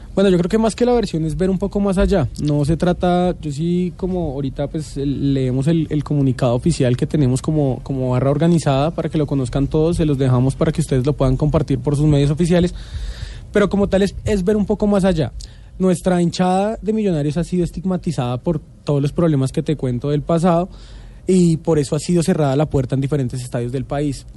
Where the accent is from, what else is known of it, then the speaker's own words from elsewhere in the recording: Bogotá, Colombia; somos rolos bogotanos al 100%